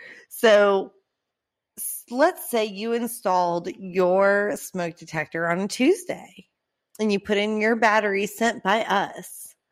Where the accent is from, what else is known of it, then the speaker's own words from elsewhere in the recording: Orange Park, Florida, United States; Ma'am, I'm from Orange Park.